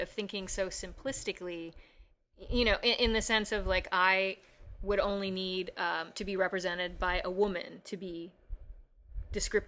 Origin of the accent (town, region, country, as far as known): Chicago, Illinois, United States